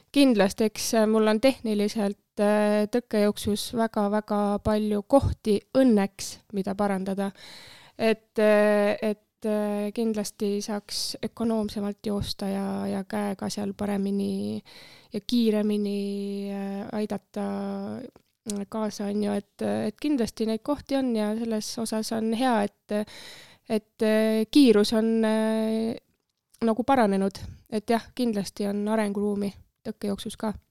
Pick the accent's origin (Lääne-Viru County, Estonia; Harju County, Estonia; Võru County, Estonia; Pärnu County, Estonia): Harju County, Estonia; Tallinn; Männikul äh, kasvasin üles ja metsa ääres seal mõnus